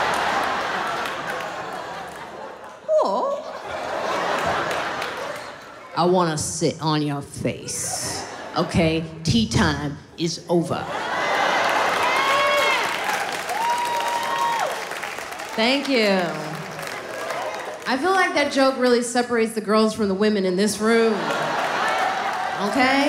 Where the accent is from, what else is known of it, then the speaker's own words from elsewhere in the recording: Highland Park, United States; I grew up in Highland Park